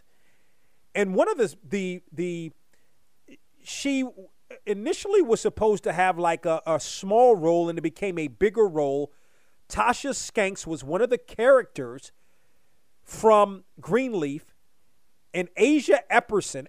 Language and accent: English; Hyattsville, Maryland, United States; growing up in the Washington area